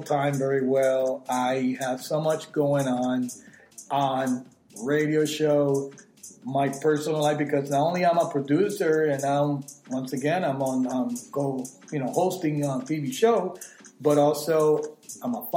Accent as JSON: {"language": "English", "region": "New Jersey", "country": "United States", "tie": "born or raised there", "also_born_or_lived": "Puerto Rico", "said": "born in Puerto Rico and raised in New Jersey"}